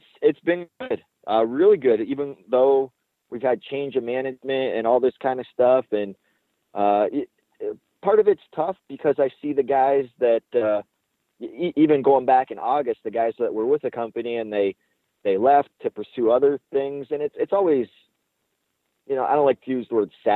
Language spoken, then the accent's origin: English; Windsor, Ontario, Canada; Windsor, that's my hometown